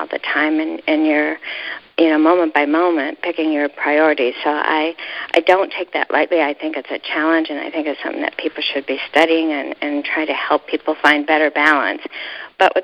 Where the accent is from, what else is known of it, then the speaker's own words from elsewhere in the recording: Ohio, United States; I was brought up in Ohio